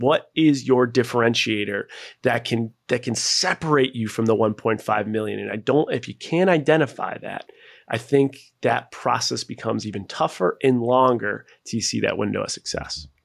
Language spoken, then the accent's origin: English; Buffalo, New York, United States; moved away; also born or lived in Seattle; I was born and raised in Buffalo, New York